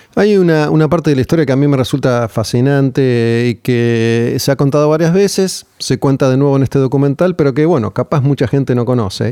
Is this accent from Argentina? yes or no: yes; Argentina; como somos nosotros los argentinos